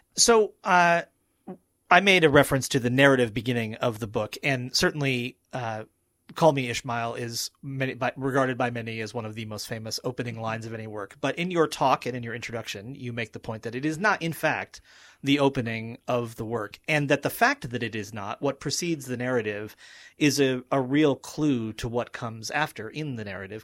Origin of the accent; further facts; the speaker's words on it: the place where Moby-Dick was written, Massachusetts, United States; moved away as an adult; now in Pennsylvania, United States; I was in the place where the book was written and also my hometown